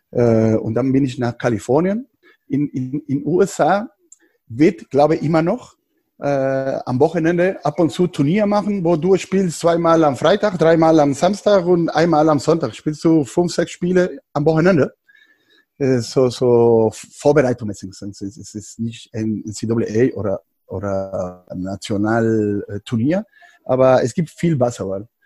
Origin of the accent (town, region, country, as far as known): Mexico; German is a second language; moved away as an adult; also born or lived in California, United States; now in Berlin, Germany